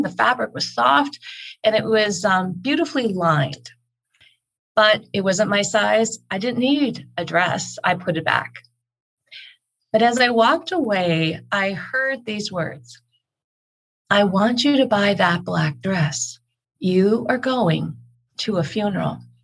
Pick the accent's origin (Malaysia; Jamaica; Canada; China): Canada; now in Calgary, Canada; I am Canadian. I'm here in Calgary, Alberta